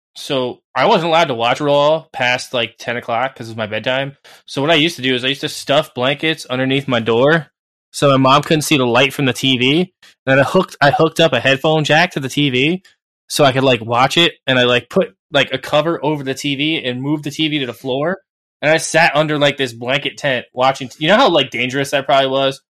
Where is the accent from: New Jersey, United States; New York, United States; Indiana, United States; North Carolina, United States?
New Jersey, United States; I'm from New Jersey. yeah, I'm from like the mecca of like WWE land. Like they come here like twice a month back in the day